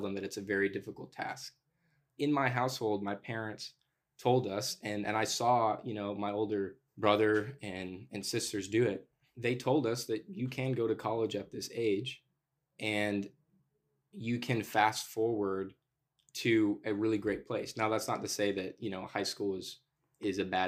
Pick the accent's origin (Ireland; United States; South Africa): United States; the South; I'm from the South and so that's my worldview